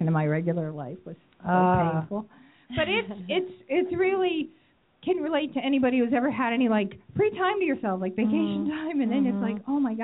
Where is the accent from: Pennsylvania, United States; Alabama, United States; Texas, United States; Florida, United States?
Pennsylvania, United States; now in Arizona, United States; I'm from Pennsylvania